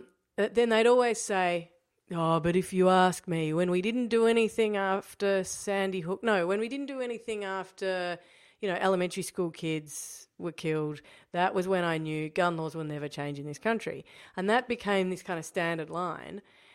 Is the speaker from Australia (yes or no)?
yes; Australia; I think one thing that you could learn as an Australian in opposition